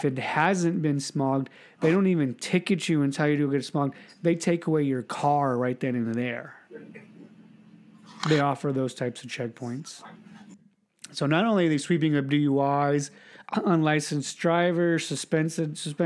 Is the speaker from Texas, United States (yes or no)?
no; California, United States; first language English; I was an American from California